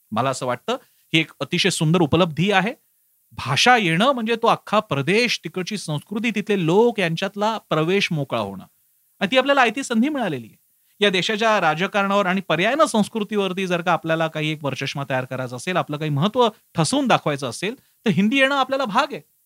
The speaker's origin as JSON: {"language": "Marathi", "town": "Mumbai", "region": "Maharashtra", "country": "India", "tie": "born or raised there", "said": "मी स्वतः मुंबईत वाढलो मुंबईत माझी शाळा होती"}